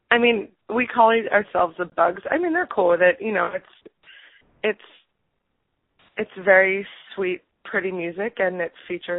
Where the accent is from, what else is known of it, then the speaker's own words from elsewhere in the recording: New York City, New York, United States; also born or lived in Montreal; I was born and raised in New York City in Manhattan